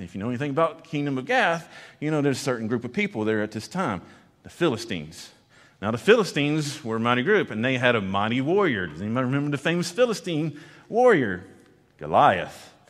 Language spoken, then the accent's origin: English; Conroe, Texas, United States; I grew up in East Texas and grew up around Conroe